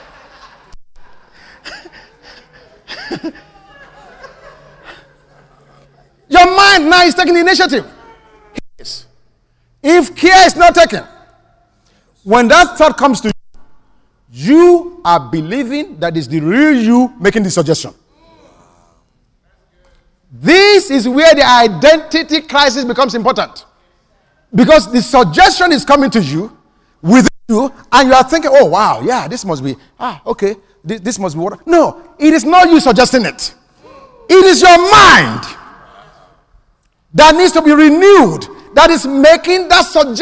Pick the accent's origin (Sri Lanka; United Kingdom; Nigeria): Nigeria; now in United States; In my home country